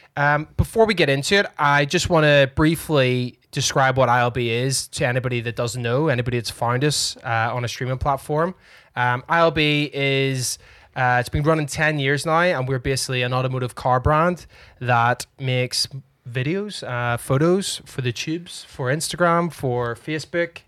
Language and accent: English; Northern Ireland, United Kingdom; we are Irish, after all. Or Northern Ireland